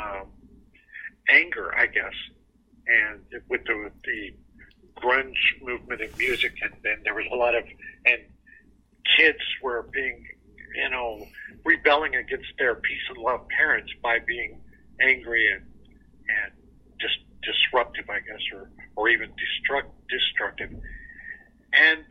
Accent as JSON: {"language": "English", "region": "Southern California", "country": "United States", "tie": "born or raised there", "also_born_or_lived": "Kentucky", "moved": "as an adult", "said": "I grew up in Southern California"}